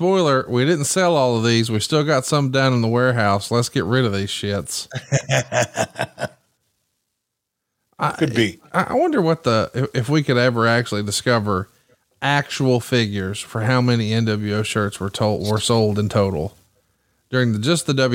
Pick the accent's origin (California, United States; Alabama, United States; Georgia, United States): Alabama, United States; I'm a hillbilly from Alabama